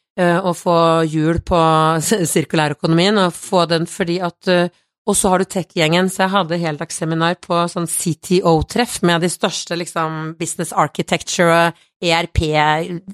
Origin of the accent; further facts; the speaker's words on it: Kongsberg, Buskerud, Norway; jeg kommer fra Kongsberg sjøl